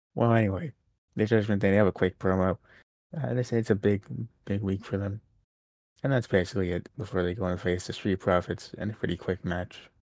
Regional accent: New York City, New York, United States; born or raised there

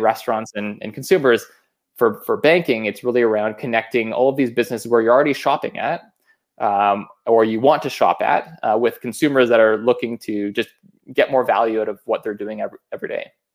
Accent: Saskatchewan, Canada; I am originally from Saskatchewan, so that's, you know, a prairie born and raised.

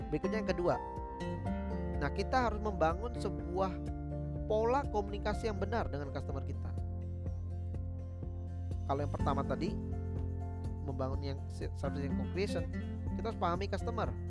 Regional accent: Java, Indonesia; misalkan orang Batak gitu ya bertemu sama kita orang Jawa

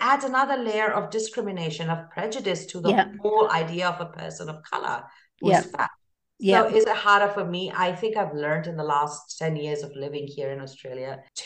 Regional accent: India; moved away; woman of color, I hail from India.

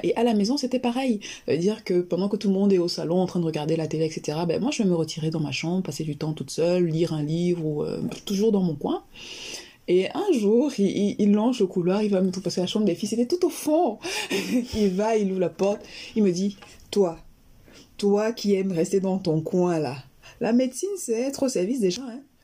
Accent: Yaoundé, Centre, Cameroon; Alors, je suis originaire du Cameroun. Je suis née et j'ai grandi à Yaoundé

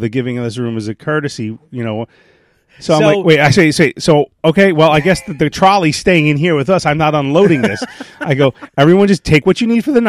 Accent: New York, United States; accent: Brooklyn; I got terrible Brooklyn.

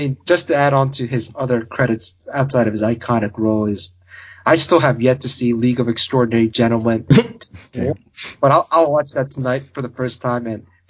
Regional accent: Baltimore, Maryland, United States; set in my hometown in Baltimore

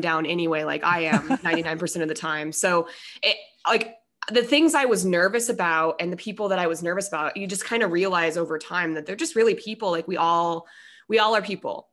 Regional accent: Denver, Colorado, United States; I'm from Denver

